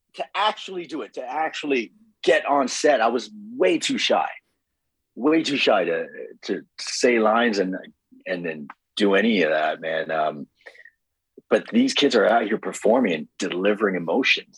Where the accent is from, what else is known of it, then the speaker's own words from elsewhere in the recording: Toronto, Ontario, Canada; I'm from Scarborough.